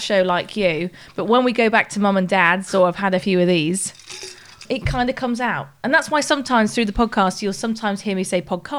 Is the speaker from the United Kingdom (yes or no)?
yes; the north of England, United Kingdom; accent: northern; And when I first started my first ever job in broadcasting, I really struggled, actually, with my accent. I was proper northern.